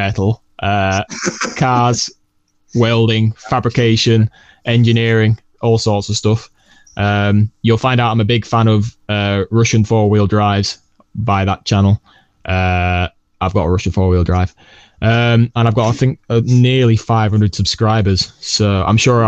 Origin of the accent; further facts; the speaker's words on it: England, United Kingdom; I'm English and I'm proud of it